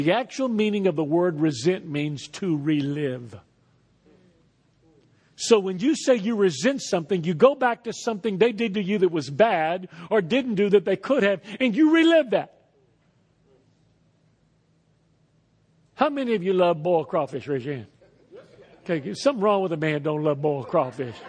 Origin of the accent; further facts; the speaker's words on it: Texas, United States; moved away as an adult; also born or lived in Lafayette, Louisiana; I was born in Texas and raised in Texas and moved to Lafayette when I was 19 years old